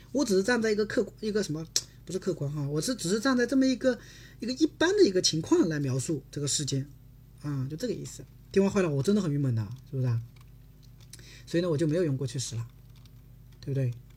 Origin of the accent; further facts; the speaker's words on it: South Korea; Chinese is a second language; 我，韩国人